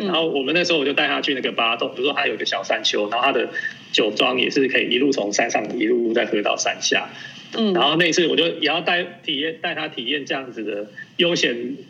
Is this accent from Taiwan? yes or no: yes; Taiwan; also born or lived in Hungary; 台湾来的